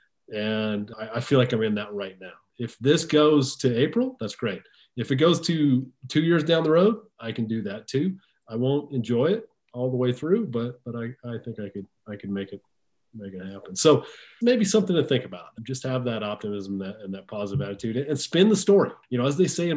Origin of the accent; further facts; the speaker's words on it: near Seattle, Washington, United States; I grew up near the Seattle area